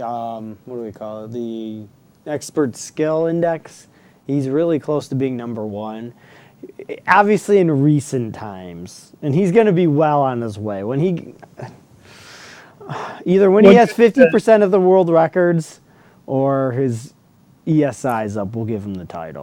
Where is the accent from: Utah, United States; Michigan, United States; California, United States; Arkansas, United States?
Michigan, United States; Detroit suburbs; I say I'm from Detroit, but I've never lived in Detroit. What? Well, it's the suburbs.